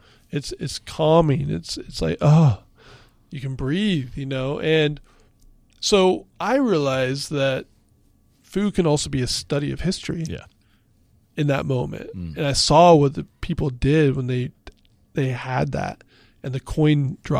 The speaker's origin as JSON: {"language": "English", "region": "Pacific Northwest", "country": "United States", "tie": "born or raised there", "lives_now": "Philadelphia, United States", "said": "I grew up in the Pacific Northwest. I had no association with Pennsylvania"}